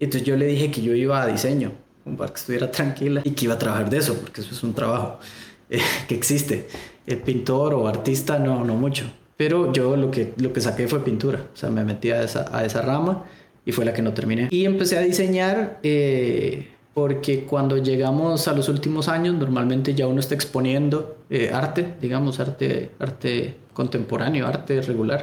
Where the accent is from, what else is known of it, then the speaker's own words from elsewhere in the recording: El Salvador; moved away as an adult; yo soy salvadoreño en la Universidad de El Salvador